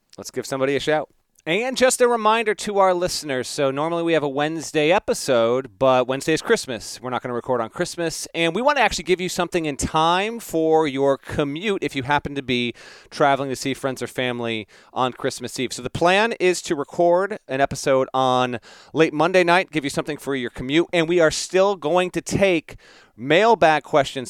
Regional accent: Denver, Colorado, United States; I was born in Denver

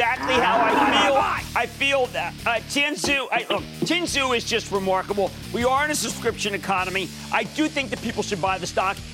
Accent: Philadelphia, Pennsylvania, United States; now in New Jersey, United States; I'm Philadelphian

